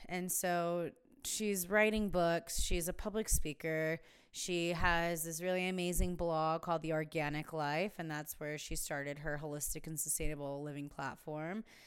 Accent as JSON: {"language": "English", "town": "Palm Springs", "region": "California", "country": "United States", "tie": "born or raised there", "also_born_or_lived": "San Diego", "lives_now": "Joshua Tree, United States", "said": "I grew up in Palm Springs"}